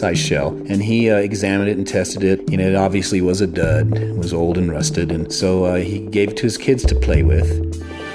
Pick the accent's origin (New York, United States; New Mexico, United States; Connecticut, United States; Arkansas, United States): New Mexico, United States; Los Alamos; when I was a young boy growing up in Los Alamos